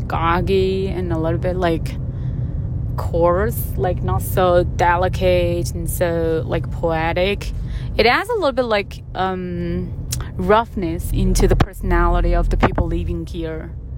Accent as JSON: {"language": "English", "region": "southern China", "country": "China", "tie": "born or raised there", "moved": "yes", "said": "I grew up in the southern part of China, so my hometown was very"}